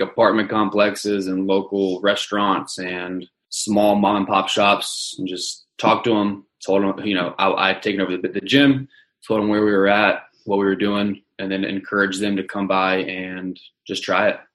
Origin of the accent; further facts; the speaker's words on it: Charlotte, North Carolina, United States; I'm from Charlotte, North Carolina